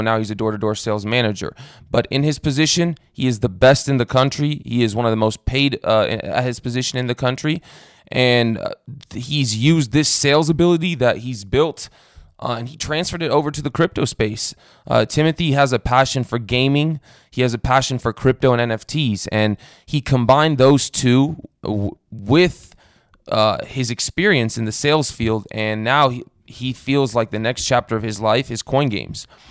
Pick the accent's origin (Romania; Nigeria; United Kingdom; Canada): Romania; moved away; I was born in Romania